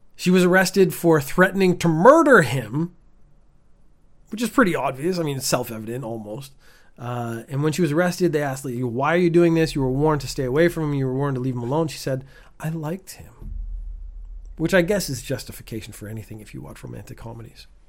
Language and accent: English; Canada; now in Japan; I, as a Canadian, have never fully adapted to the Japanese summer